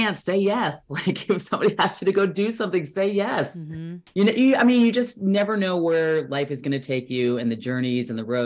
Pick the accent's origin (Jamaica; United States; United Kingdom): United States; Orange County, California; moved away as an adult; also born or lived in New Jersey / Berkeley / Bay Area; now in Fair Play, United States; Born in Jersey, New Jersey, and then grew up in Orange County. Moved there when I was 7 and grew up in Orange County